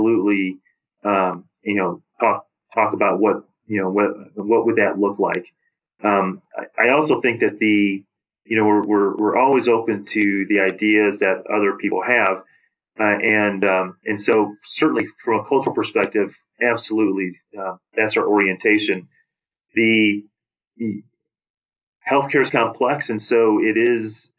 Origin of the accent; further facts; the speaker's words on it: St. Louis, Missouri, United States; I grew up in St. Louis.